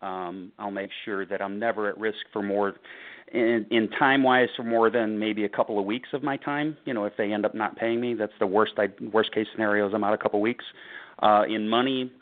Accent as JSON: {"language": "English", "town": "St. Louis", "region": "Missouri", "country": "United States", "tie": "born or raised there", "said": "Born and raised in St. Louis"}